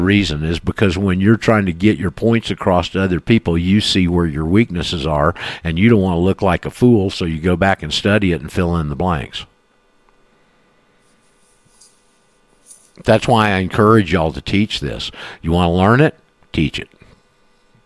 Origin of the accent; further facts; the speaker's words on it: Panama City, Florida, United States; here I am in Panama City, my hometown